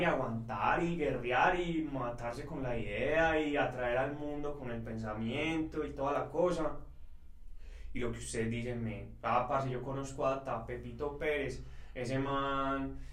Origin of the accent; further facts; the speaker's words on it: Envigado, Antioquia, Colombia; Nosotros somos de Envigado